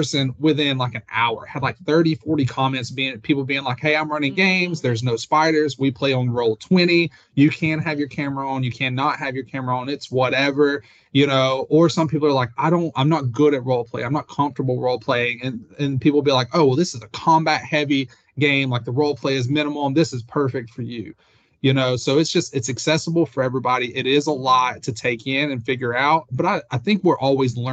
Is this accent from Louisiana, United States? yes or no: yes; New Orleans, Louisiana, United States; I'm from New Orleans